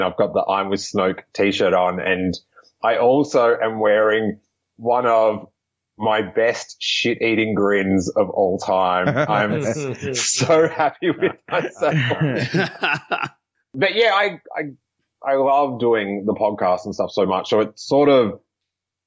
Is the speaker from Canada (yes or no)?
no; Australia; moved away as an adult; now in United States; from Australia